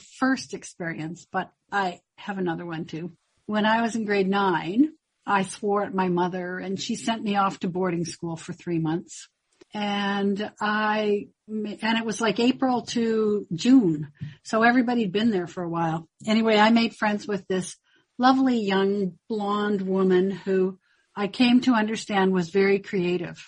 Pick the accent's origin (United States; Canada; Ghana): Canada; Victoria, British Columbia; also born or lived in Comox, Canada / Hornby Island, Canada / Prince George, Canada / Mackenzie, Canada; when I was young, we moved to Victoria. I had the privilege of growing up here